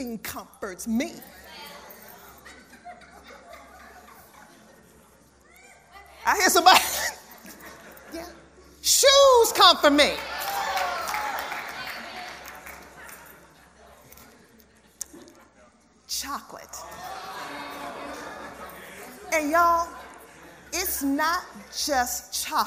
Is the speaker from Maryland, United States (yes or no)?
yes; Baltimore, Maryland, United States; I'm from Baltimore City